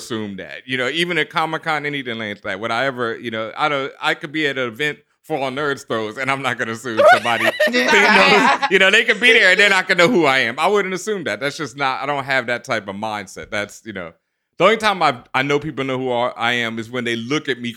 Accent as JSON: {"language": "English", "town": "Houston", "region": "Texas", "country": "United States", "also_born_or_lived": "Brooklyn, New York", "moved": "yes", "said": "I'm from Houston"}